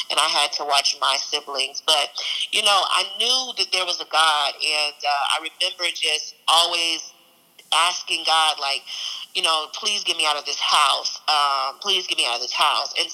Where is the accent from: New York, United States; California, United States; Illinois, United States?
Illinois, United States; East St. Louis; also born or lived in England / Tucson, Arizona; And I'm um, from um, East St. Louis. I say that, but I lived actually prior in, uh, I was born in Louisiana, and we went to the military. We lived in England uh, until I was mm-hmm. about seven, and then we moved to. Uh, to Phoenix or Tucson, Arizona